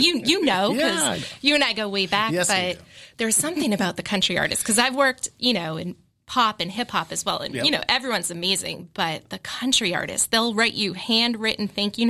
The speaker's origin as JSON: {"language": "English", "town": "Marlborough", "region": "Massachusetts", "country": "United States", "tie": "born or raised there", "said": "Marlboro, but I went to Framingham State."}